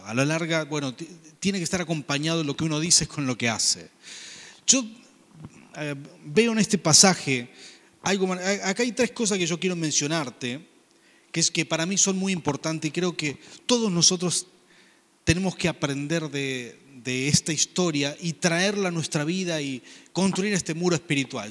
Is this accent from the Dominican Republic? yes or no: no; Argentina; Como decimos acá en Argentina